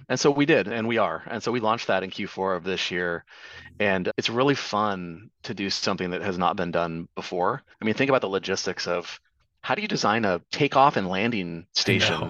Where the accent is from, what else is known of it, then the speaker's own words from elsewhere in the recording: Tri-Cities, Eastern Washington, United States; my hometown of the Tri Cities in Eastern Washington